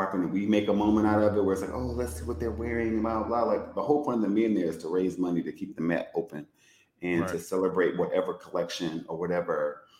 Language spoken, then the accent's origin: English; United States; I'm American.